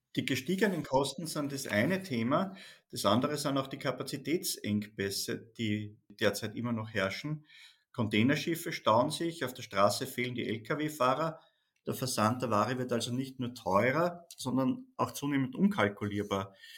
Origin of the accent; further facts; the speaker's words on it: Austria; Bei uns in Österreich